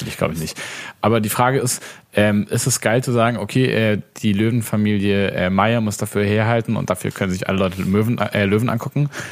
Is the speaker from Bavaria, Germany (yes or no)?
no; Baden-Württemberg, Germany; in Baden-Württemberg, da wo ich herkomme